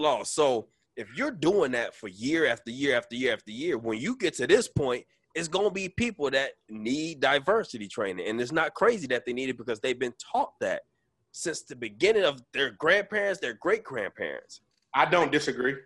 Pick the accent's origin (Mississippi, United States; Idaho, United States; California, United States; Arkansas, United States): Arkansas, United States; We was born in Arkansas